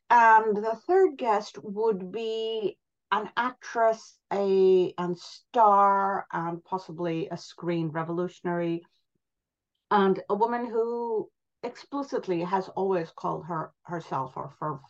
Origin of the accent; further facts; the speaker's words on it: India; also born or lived in Pakistan / New York; now in London, United Kingdom; I grew up in India. I then moved, and my family lived in Pakistan and then in New York.